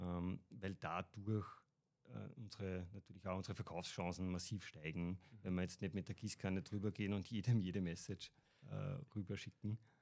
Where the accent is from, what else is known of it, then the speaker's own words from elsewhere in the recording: Upper Austria, Austria; bin aus Oberösterreich